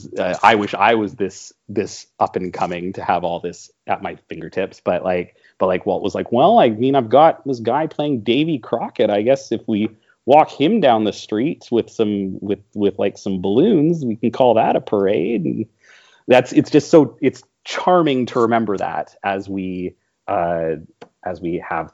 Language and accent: English; Canada; I am Canadian